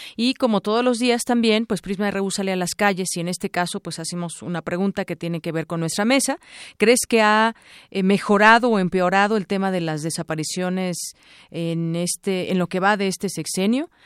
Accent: Mexico; como mexicanos

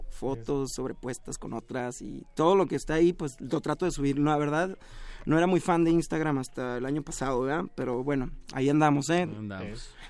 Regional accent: United States; Spanish is a second language; now in Mexico; Soy ciudadano americano y, y he vivido ya mucho tiempo en México.

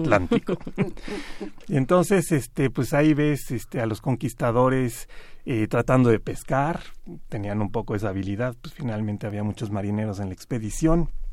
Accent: Mexico; como mexicanos

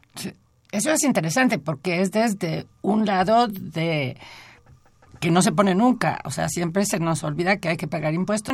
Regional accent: Mexico; como mexicana y como lectora

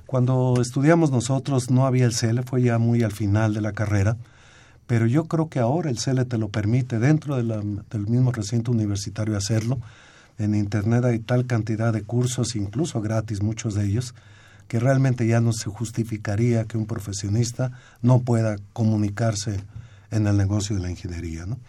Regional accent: Mexico; nosotros como mexicanos

